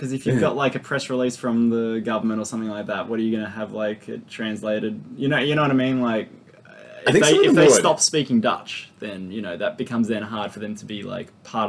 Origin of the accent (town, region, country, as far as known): Bass Strait coast, Victoria, Australia; born or raised there; moved away